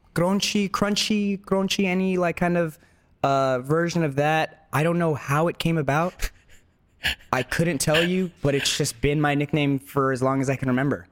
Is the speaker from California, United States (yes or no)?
yes; Los Angeles, California, United States; first language Spanish; English is a second language; growing up in Los Angeles